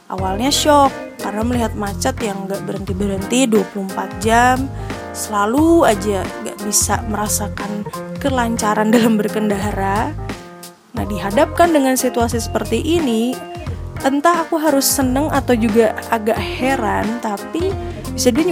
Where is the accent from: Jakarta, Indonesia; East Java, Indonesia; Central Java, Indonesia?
Central Java, Indonesia; Magelang; jadi berapa bulan lalu tuh aku anak Magelang banget. Jadi aku besar di Magelang. Dengan Magelang kan kota kecil.